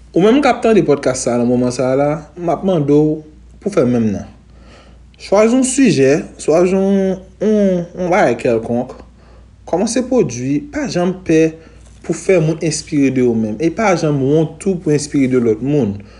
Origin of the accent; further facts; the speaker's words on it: Haiti; also born or lived in Pétion-Ville; pe Petionville, mwen leve Goumarin. Goumarin se yon toaziyem seksyon komi nan lanka varan, se yon deyo. Mwen konside tepman kon mwen egan deyo.